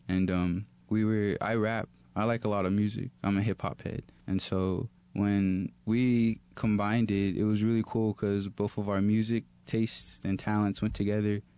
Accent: Texas, United States; moved away; I'm from Texas originally

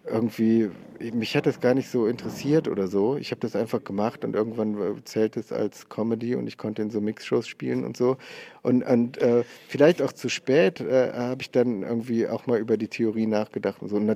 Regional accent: North Rhine-Westphalia, Germany; now in Cologne, Germany; ich komme aus, aus Oberberg, das ist bei Köln, so Bergisches Land, äh, eine Stunde von Köln und jetzt wohne ich in Köln. Da bin ich auf dem Dorf groß geworden.

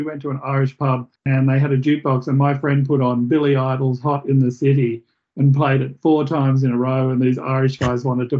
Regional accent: Australia; I'm an Australian. I only speak Australian, so with a little bit of Spanish.

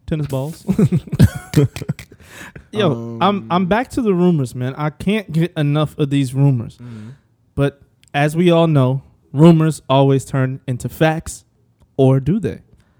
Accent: Brooklyn, New York, United States; I was raised in Brooklyn.

